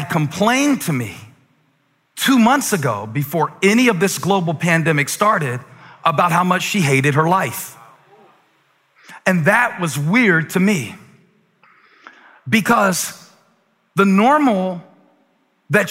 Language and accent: English; Moncks Corner, South Carolina, United States; born or raised there; moved away as an adult